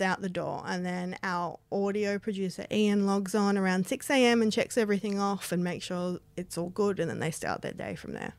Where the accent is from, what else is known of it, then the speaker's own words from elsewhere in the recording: Australia; moved away; my hometown